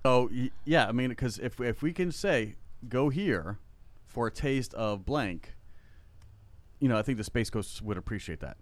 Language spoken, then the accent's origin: English; South Florida, United States; now in Central Florida, United States; I grew up in South Florida